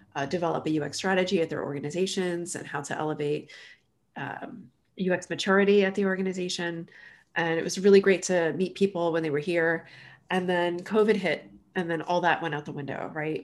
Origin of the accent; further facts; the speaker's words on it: southern New Jersey, United States; moved away as an adult; also born or lived in Philadelphia, Pennsylvania; now in Chattanooga, United States; I grew up in southern New Jersey, which is, you know, right across the river from Philadelphia.